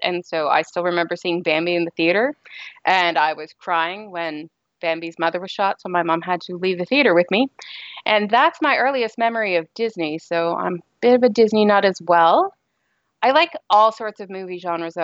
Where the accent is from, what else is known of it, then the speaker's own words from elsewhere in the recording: Canada; I'm actually Canadian